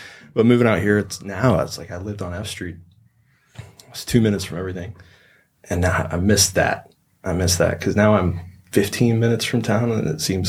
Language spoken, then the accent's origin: English; Louisville, Kentucky, United States; I grew up right in the middle of town. Louisville's huge. It's 1.5 million people, but I don't know. It's the only place I've ever been. It was Louisville. It's Kentucky. If you get outside of town, it's super rural, but it's not really southern.